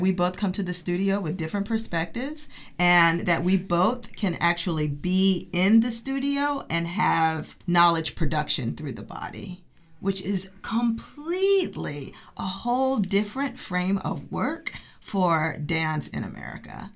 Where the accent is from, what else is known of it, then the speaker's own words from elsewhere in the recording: Oak Park, Illinois, United States; moved away as an adult; also born or lived in New York; I'm originally from Chicago, Oak Park, Illinois, which is a suburb outside of Chicago. And I started dancing when I was three. And so I studied in Chicago